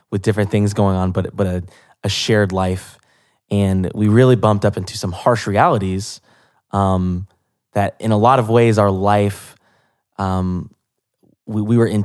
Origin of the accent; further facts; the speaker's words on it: Atlanta, Georgia, United States; Yeah, it's my hometown.